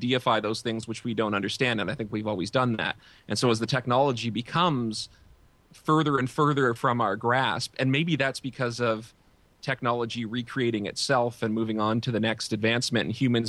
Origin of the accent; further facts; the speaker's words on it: Canada; as speaking as a Canadian, he's spending way too much time in England right now. But that's OK. It's a Commonwealth country.